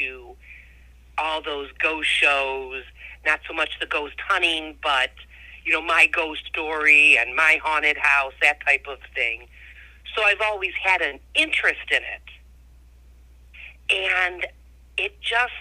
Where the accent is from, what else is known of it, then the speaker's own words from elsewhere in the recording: Ohio, United States; Born and raised in Ohio